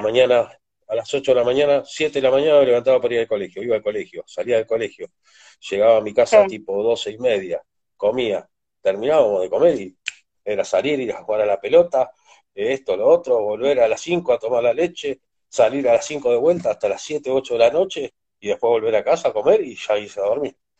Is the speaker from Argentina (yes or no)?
yes; San Martín, Tres de Febrero, Buenos Aires Province, Argentina; born or raised there; also born or lived in Potrero de Garay, Córdoba, Argentina